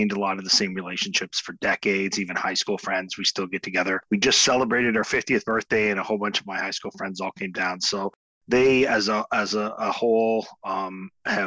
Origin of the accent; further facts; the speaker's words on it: Owen Sound, Ontario, Canada; now in Kingston, Canada; I'm from Owen Sound initially. I grew up on a farm in Owen Sound, so we're near Owen Sound.